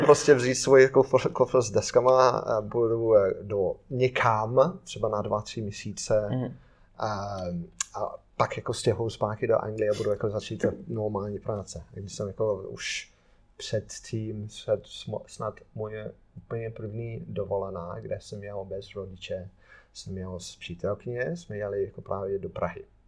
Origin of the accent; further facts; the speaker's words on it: Ruddington, East Midlands, United Kingdom; Czech is a second language; moved away; also born or lived in Wolverhampton; Já jsem jako z Nottinghamu, a jsem respektive jsem z, z vesnici, který se jmenuje Ruddington